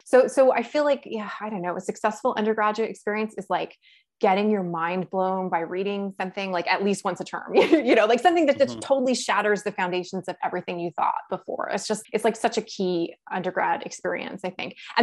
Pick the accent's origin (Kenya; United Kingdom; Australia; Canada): Canada; Toronto, Ontario; moved away as an adult; now in Ottawa, Canada; I am someone who was born and raised in Toronto